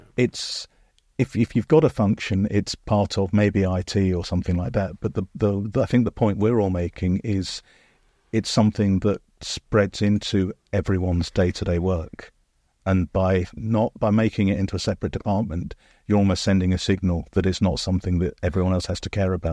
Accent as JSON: {"language": "English", "country": "United Kingdom", "said": "especially as a Brit"}